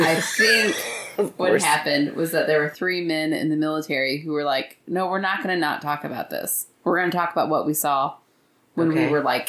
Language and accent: English; Yorkshire and the Humber, United Kingdom; I'm originally from Yorkshire in England.